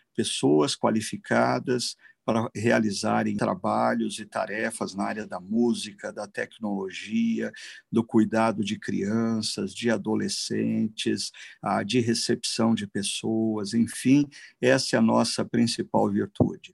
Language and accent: Portuguese; Brazil; nós, como brasileiros